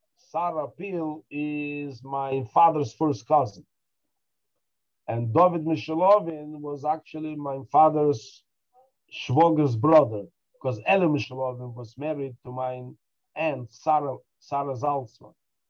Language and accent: English; Dushanbe, Tajikistan; born there; I was born in Dushanbe because I was the time when my mother gave birth to me.